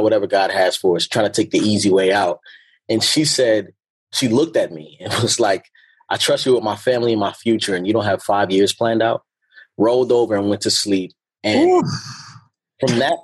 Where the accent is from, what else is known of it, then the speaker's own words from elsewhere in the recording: Baltimore, Maryland, United States; moved away; also born or lived in California; growing up in Baltimore